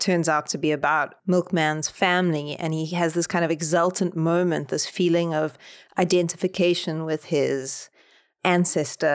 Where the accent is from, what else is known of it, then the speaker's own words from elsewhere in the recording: South Africa; the way that J.M. Coetzee is on Set Works in South Africa. Like, we read Disgrace for our final year at high